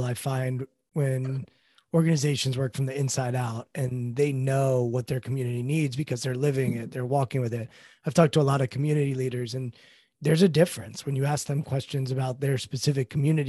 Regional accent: Maryland, United States; I'm from Maryland, but I consider myself to be a Washingtonian.

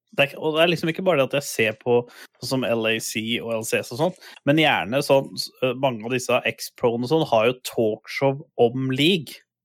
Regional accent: Buskerud, Norway; jeg er fra det som het Buskerud en gang i tida

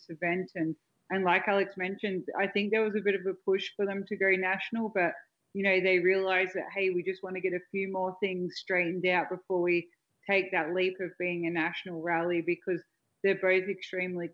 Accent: Australia; accent: Australian; My Australian accent and my tone is obviously different to other female voices you might hear.

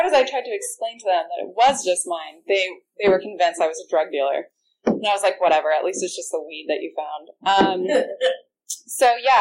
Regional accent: Orange County, California, United States; I grew up in Orange County

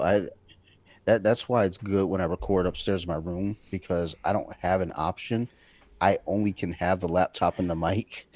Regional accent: Detroit, Michigan, United States; I was born in Detroit, Michigan in nineteen seventy-eight

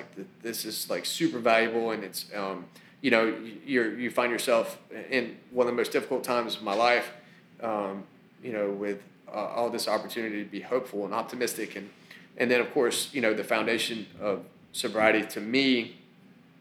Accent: the South, United States; I grew up in the South

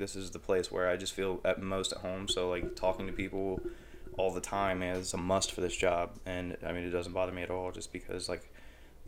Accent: Piqua, Ohio, United States; I grew up in Piqua. Lived all over Piqua

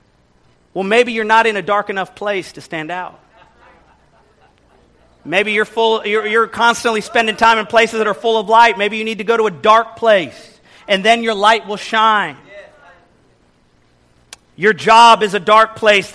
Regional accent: Kansas City, Missouri, United States; moved away as an adult; also born or lived in Texas; now in New York City, United States; growing up in Midwest Kansas City, Missouri.

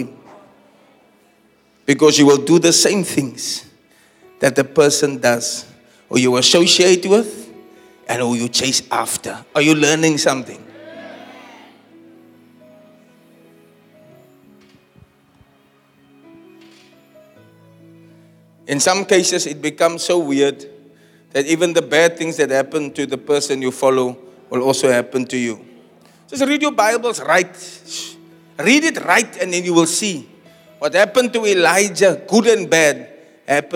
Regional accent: Uitzicht, Western Cape, South Africa; also born or lived in Elsies River; I was born in Elsies. I grew up in Uitzicht and I live near Chestnut Place.

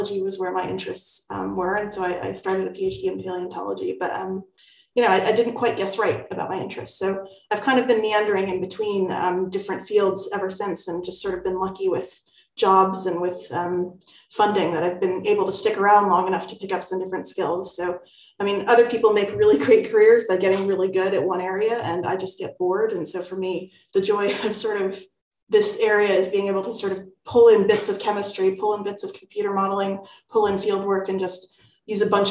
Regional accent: New York City, New York, United States; moved away as an adult; now in United Kingdom; I grew up in New York City

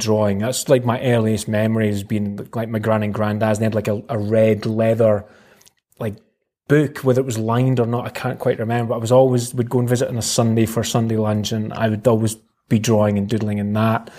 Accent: Dundee, Scotland, United Kingdom; born and bred in Dundee. Mm-hmm. I've never lived anywhere else.

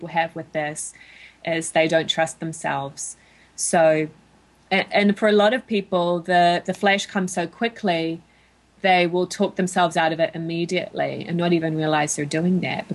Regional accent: New Zealand; moved away as an adult; now in United States; my home country of New Zealand

